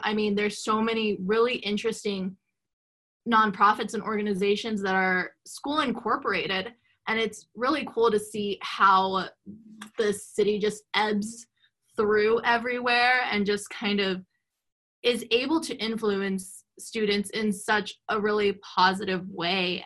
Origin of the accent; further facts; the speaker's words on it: Los Angeles, California, United States; moved away as an adult; also born or lived in West Covina, California; now in Missoula, United States; I grew up in Los Angeles, California